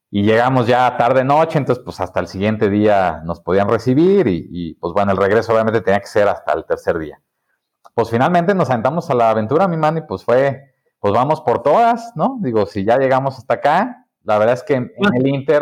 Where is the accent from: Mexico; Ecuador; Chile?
Mexico; also born or lived in Guadalajara; somos los emprendedores mexicanos